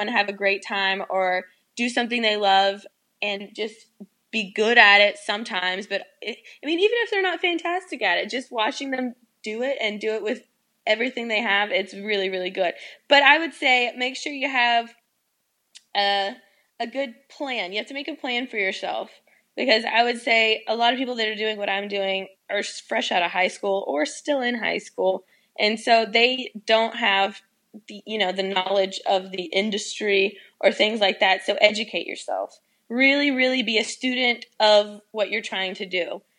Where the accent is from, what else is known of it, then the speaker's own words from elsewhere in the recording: the South, United States; It's …, because I'm from the South, and people call me